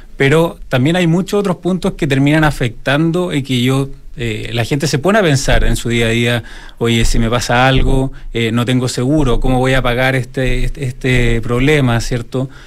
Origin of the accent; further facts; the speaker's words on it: Chile; los chilenos en ese sentido eh, somos más eh, exigentes en este tipo de cosas.